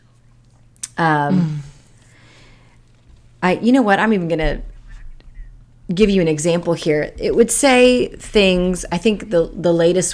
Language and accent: English; Chehalis, Washington, United States; I grew up in the Chehalis, Washington area